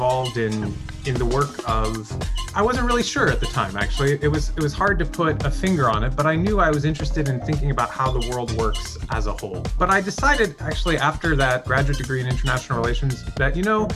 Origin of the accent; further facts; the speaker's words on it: United States; moved away as an adult; also born or lived in Canada; now in Montreal, Canada; raised in the United States in the Episcopal Church.